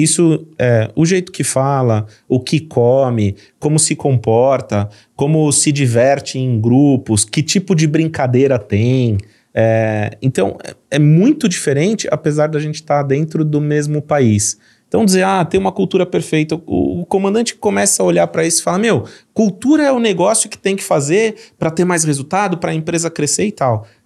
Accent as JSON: {"language": "Portuguese", "region": "São Paulo", "country": "Brazil", "tie": "born or raised there", "accent": "paulista", "said": "fui criado em São Paulo, então eu tenho todo o jeitão de São Paulo de falar"}